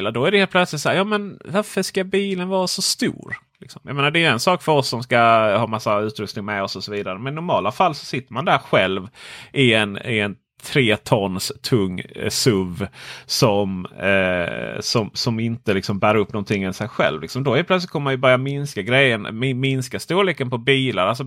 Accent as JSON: {"language": "Swedish", "town": "Stockholm", "region": "Stockholm County", "country": "Sweden", "said": "Som stockholmare var det alltid så man gjorde."}